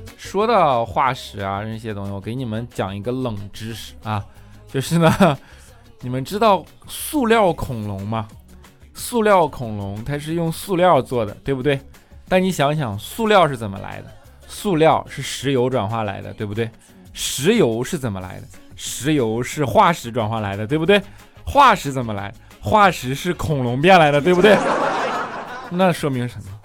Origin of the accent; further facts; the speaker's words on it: Northeast China, China; moved away; 因为我是东北的嘛